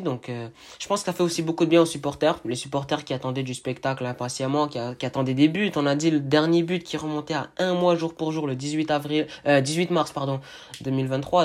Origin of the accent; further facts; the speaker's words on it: Montreal, Quebec, Canada; Je suis de Montréal